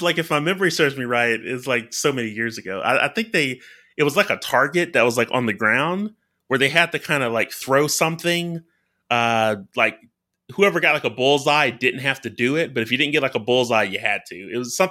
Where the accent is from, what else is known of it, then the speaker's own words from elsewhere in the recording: Alabama, United States; just from growing up in Alabama. Like I follow the SEC closely, especially University of Alabama.